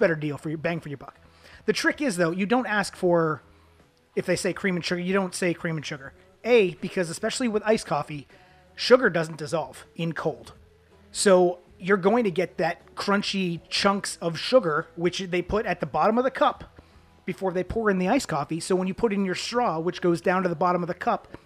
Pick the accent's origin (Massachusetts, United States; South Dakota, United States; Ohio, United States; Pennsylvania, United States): Massachusetts, United States; Boston; So I'm from Boston, okay? I'm a native.